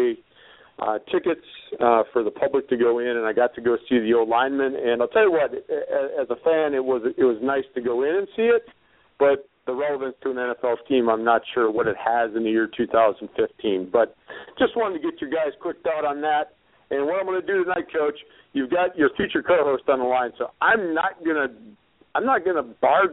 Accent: Green Bay, Wisconsin, United States; I'm born and raised in Green Bay

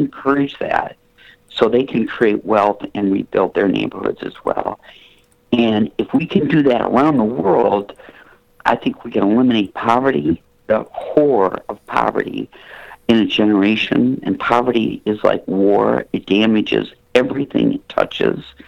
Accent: Flint, Michigan, United States; moved away as an adult; also born or lived in New York City; I'm from Flint, Michigan, so I relocated uh, to um, uh, Manhattan

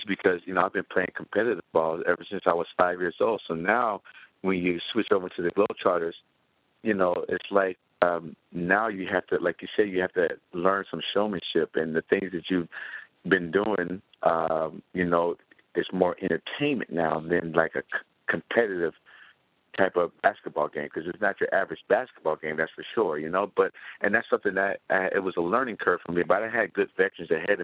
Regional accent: Las Vegas, Nevada, United States; moved away as an adult; also born or lived in Montana; I was born and raised in Vegas.

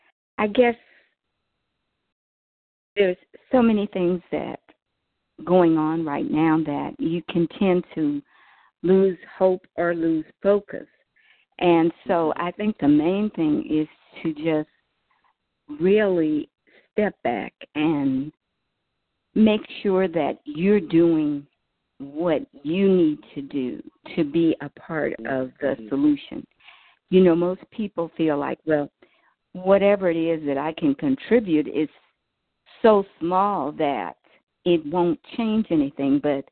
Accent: California, United States

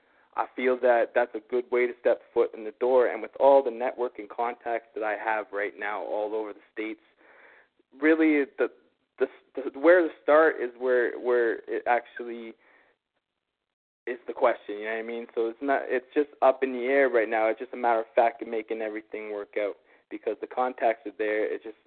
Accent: Canada; Well, being as is, I am Canadian right now, and I'm in Canada.

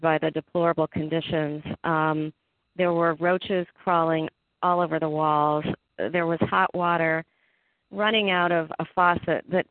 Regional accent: Cleveland, Ohio, United States; I'm originally from Cleveland, Ohio

